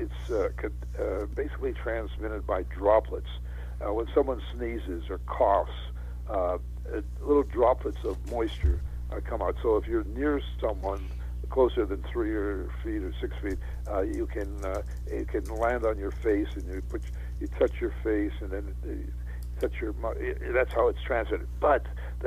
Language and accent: English; Western Canada, Canada; moved away; I was brought up in Canada, in Western Canada